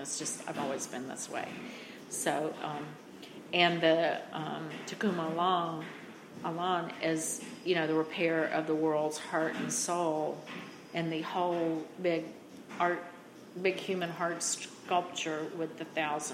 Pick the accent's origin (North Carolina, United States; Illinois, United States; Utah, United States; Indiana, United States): North Carolina, United States; I grew up in North Carolina with a family that both families came from farming families